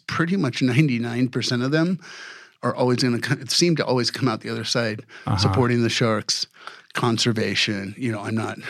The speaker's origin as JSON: {"language": "English", "country": "Saudi Arabia", "tie": "born or raised there", "said": "I started diving at 10 years old in the Persian Gulf. I grew up in Saudi Arabia for 4 years and it was like untouched reefs."}